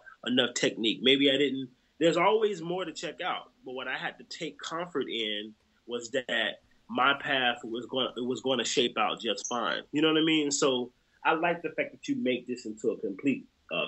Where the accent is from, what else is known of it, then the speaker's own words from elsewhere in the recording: Jacksonville, Florida, United States; also born or lived in New Orleans; my hometown, Jacksonville, Florida